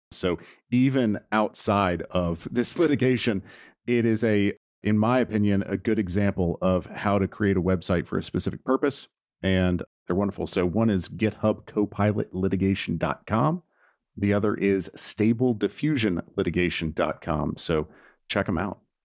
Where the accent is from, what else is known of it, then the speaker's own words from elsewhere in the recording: Nashville, Tennessee, United States; 'cause I'm from Nashville